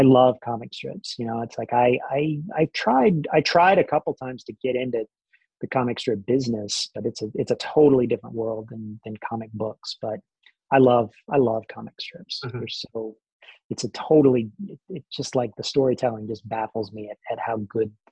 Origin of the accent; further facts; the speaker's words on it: Columbus, Mississippi, United States; moved away as an adult; also born or lived in Memphis, Tennessee / Savannah, Georgia; now in Brooklyn, United States; I was born in Memphis, Tennessee, and moved shortly thereafter to Columbus, Mississippi